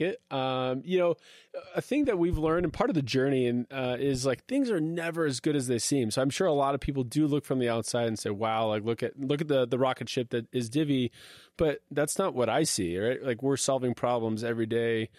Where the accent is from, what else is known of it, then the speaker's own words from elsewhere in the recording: Redmond, Washington, United States; I grew up in Seattle, uh, literally in Redmond, uh, Microsoft country